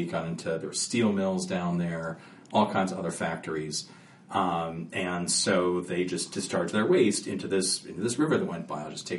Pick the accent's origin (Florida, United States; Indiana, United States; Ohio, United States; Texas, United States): Ohio, United States; Cleveland; born or raised there; moved away